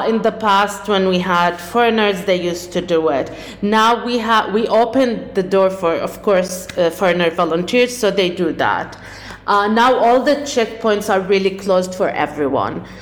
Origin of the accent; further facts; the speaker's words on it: Jordan; also born or lived in Ramallah, Palestine; now in Palestine; I was born in Jordan, came back to Palestine in 1996, lived in Ramallah, and I work in Hebron